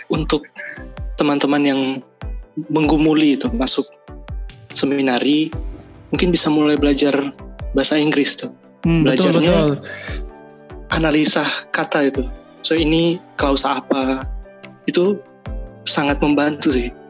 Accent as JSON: {"language": "Indonesian", "region": "Jambi", "country": "Indonesia", "said": "Uh, aku asalnya dari Jambi."}